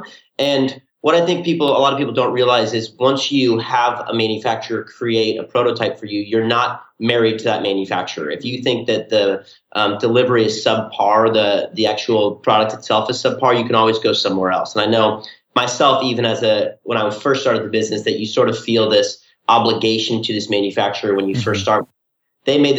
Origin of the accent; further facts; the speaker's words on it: Southern California, United States; we're from Southern California